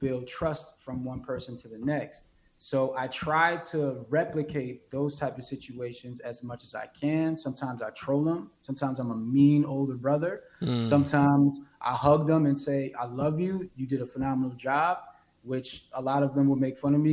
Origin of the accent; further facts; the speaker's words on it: New York City, New York, United States; moved away; I'm originally from Brooklyn, New York